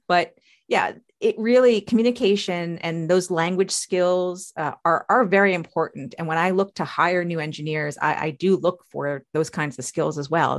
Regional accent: New York, United States; So I'm a child of the 80s. You know, I was born in 74. So I grew up basically in the 80s on Long Island.

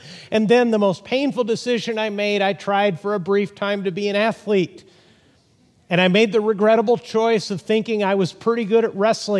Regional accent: Texas, United States; born there; Texas is Interstate 40, and they may be right about that, even though I was born there. I can criticize my hometown.

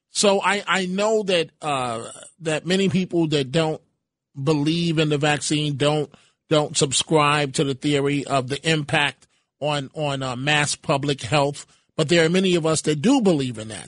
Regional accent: Bronx, New York, United States; So those that um maybe from the Bronx, and I'm I'm from the Bronx

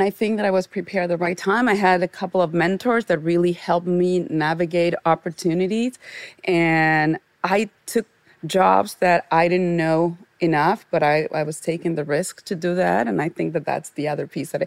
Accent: Argentina; moved away; I grew up in Argentina, as I mentioned, the daughter of a divorced mom in the 70s

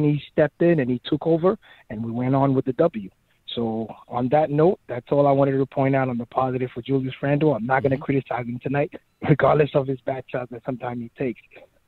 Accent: New York, United States; now in Toronto, Canada; So I grew up in New York, and it was all Knicks in the 90s with the Ewings and the Oakleys and the Anthony Mason.

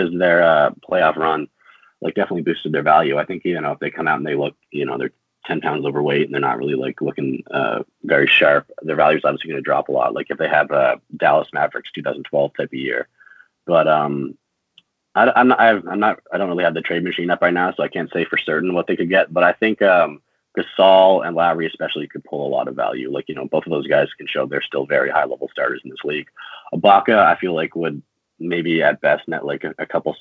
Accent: Newfoundland and Labrador, Canada; moved away; I'm from Newfoundland originally

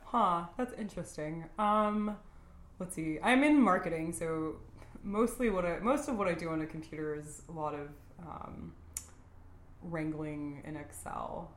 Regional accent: Texas, United States; moved away; I'm from Texas

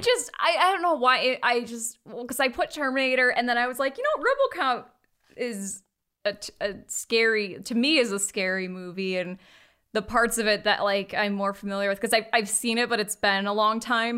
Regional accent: United States; that's where we're from

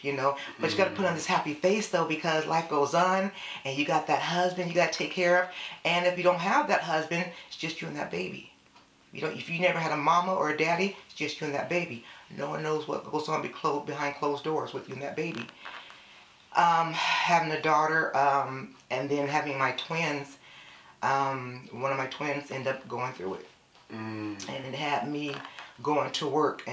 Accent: San Jose, California, United States; now in Elk Grove, United States; I am born and raised in San Jose, California

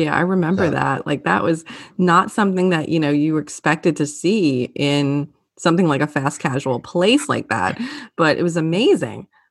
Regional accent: New Orleans, Louisiana, United States; now in North Carolina, United States; growing up in New Orleans

